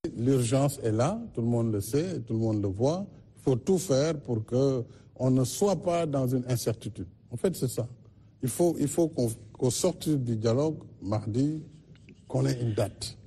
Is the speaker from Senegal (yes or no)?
yes; Senegal; je suis un Sénégalais, je suis un Africain